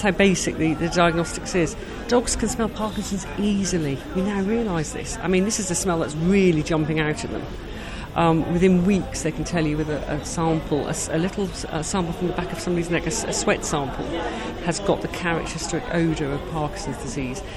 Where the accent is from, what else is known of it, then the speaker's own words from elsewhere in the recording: United Kingdom; We're British.